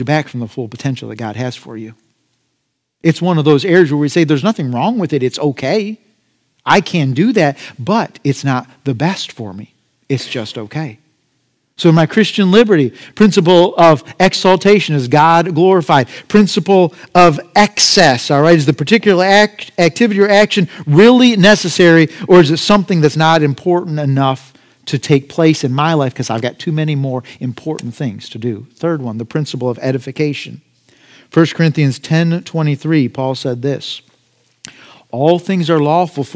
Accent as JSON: {"language": "English", "country": "United States", "said": "as an American"}